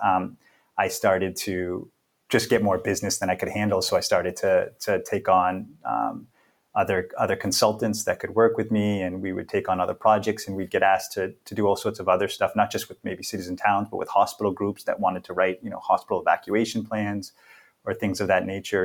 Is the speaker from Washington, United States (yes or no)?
no; Boston, Massachusetts, United States; moved away as an adult; also born or lived in London; now in Seattle, United States; I was originally born and raised in Boston. Grew up in a number of different neighborhoods there throughout the city.